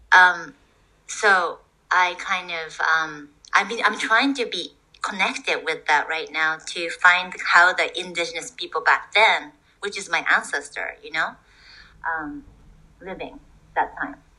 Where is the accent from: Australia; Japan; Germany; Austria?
Japan; English is a second language; moved away as an adult; also born or lived in Toronto